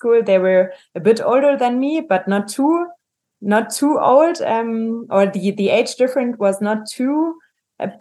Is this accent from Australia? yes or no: no; Germany; moved away as an adult; also born or lived in New Zealand / Peru / Ireland / Argentina; I grew up in Germany